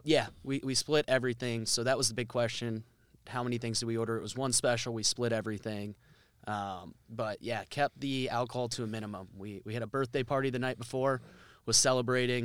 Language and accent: English; Cedar Rapids, Iowa, United States; I grew up in Cedar Rapids